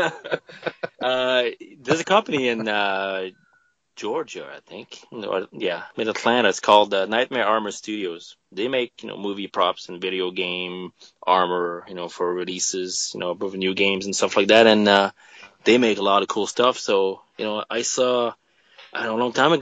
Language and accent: English; Canada; we're Canadian.